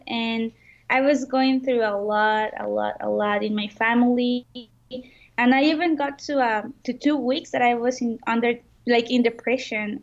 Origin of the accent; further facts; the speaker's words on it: Mexico; I'm from Mexico